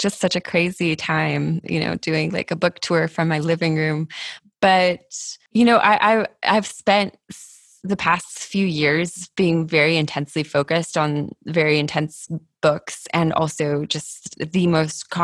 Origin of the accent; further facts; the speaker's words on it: San Diego, California, United States; San Diego, which is my hometown